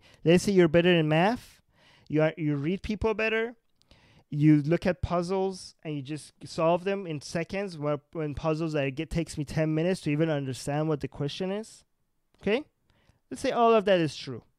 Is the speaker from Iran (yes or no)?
yes; Iran; I come from Iran